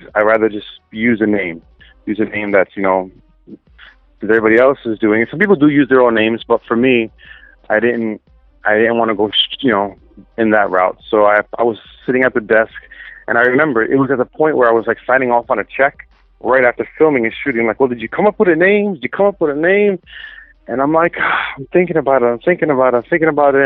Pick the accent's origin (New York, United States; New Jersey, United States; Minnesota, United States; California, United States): New York, United States; upstate; also born or lived in Manhattan, New York; I was born in Manhattan, raised in upstate New York